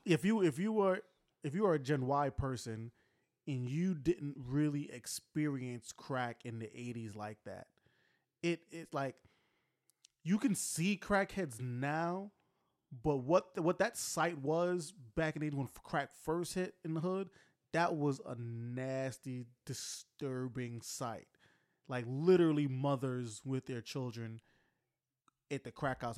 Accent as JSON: {"language": "English", "country": "United States", "said": "as American society"}